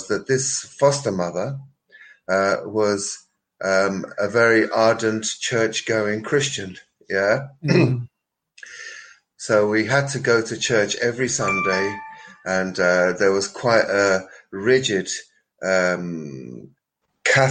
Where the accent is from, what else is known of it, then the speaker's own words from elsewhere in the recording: London, United Kingdom; I was born in London in 1954